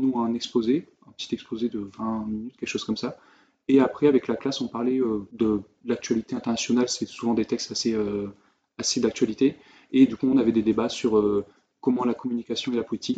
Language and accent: French; France; moved away; en tant que Français